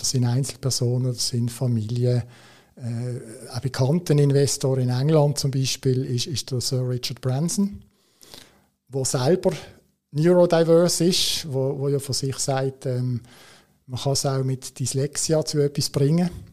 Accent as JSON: {"language": "German", "country": "Switzerland", "said": "als Schweizer hast du natürlich immer so ein bisschen das in Watte packen, das ist bei uns sehr, sehr, sehr prominent"}